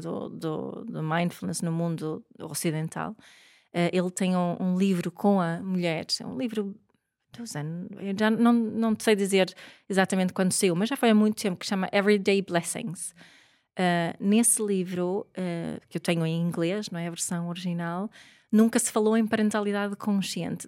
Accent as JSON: {"language": "Portuguese", "country": "Sweden", "moved": "as an adult", "lives_now": "Portugal", "said": "eu sou sueca, o meu pai é sueco, a minha mãe é montenegrina"}